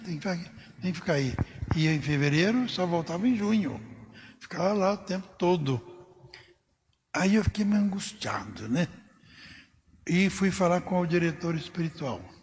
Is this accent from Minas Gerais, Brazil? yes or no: no; Cristais Paulista, São Paulo, Brazil; moved away as an adult; also born or lived in Ribeirão Preto; A minha cidade natal é Cristais Paulista